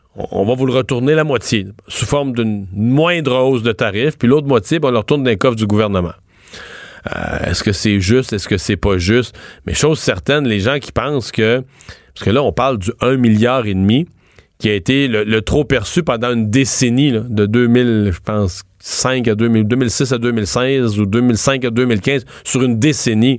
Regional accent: Rivière-du-Loup, Quebec, Canada; Moi, je viens de Rivière-du-Loup

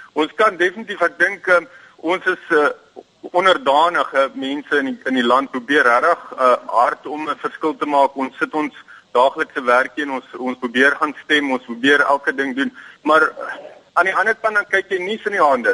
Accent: South Africa; also born or lived in Durban; my as 'n as 'n middeljarige Suid-Afrikaner

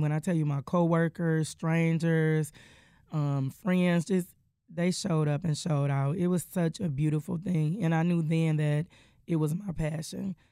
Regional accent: Detroit, Michigan, United States; I am born and raised in Detroit, Michigan.

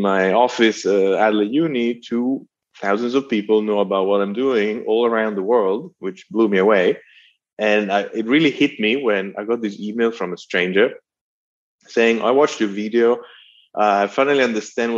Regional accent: Italy; accent: Italian; moved away; my Italian accent

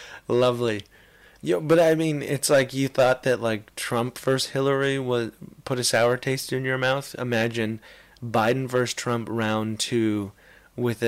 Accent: Canada; as a Canadian

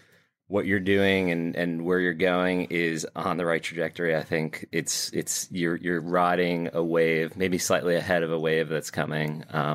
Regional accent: New York, United States; I grew up oddly being a Pittsburgh Steelers fan, even though I grew up in New York.

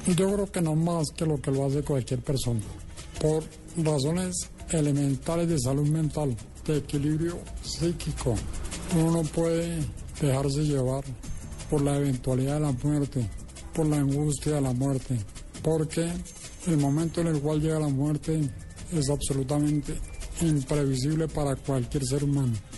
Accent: Colombia; la de los colombianos

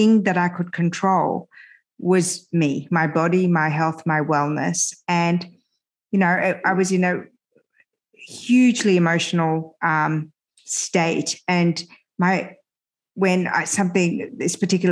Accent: Australia; English is a second language; also born or lived in France / Iran; I immigrated to Australia when I was 7 and a half

